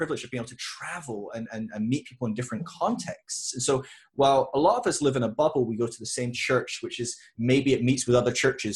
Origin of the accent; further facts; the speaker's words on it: Scotland, United Kingdom; now in England, United Kingdom; I'm from the UK, I'm English, oh, I'm Scottish, but I'm living in England.